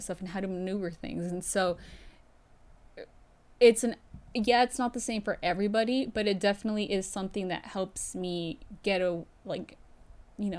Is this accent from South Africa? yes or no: no; United States; we're American